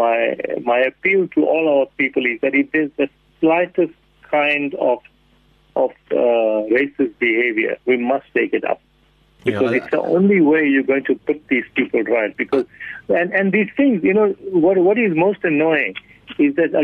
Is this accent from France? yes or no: no; South Africa; I am born in South Africa